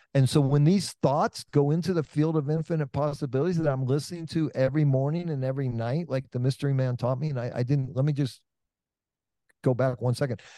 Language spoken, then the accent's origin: English; Oakland, California, United States; I'm from Oakland, California